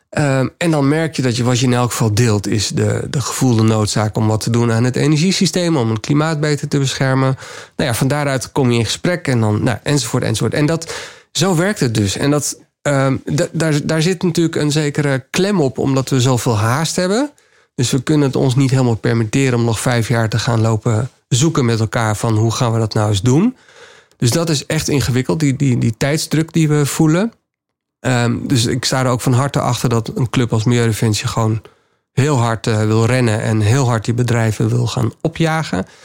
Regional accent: Suriname; born there; ik, ik, ben, ik ben in Suriname geboren, ben er nog wel twee keer terug geweest.

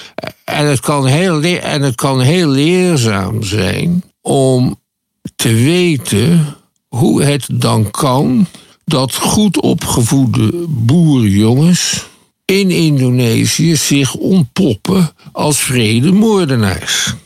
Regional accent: Netherlands; wij als Nederlanders

